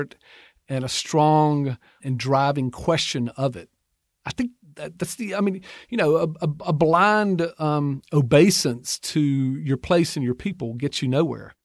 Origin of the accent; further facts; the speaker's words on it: Georgia, United States; moved away as an adult; now in Mississippi, United States; I was born and raised in Georgia, and my wife and I now raise our young son in Mississippi